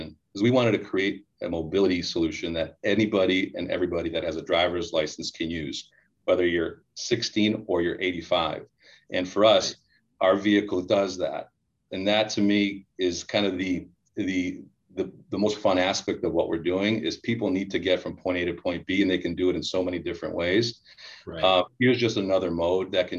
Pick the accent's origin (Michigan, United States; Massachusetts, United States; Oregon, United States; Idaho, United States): Michigan, United States; Hamtramck; I grew up in Hamtramck, which is where the Cadillac plant is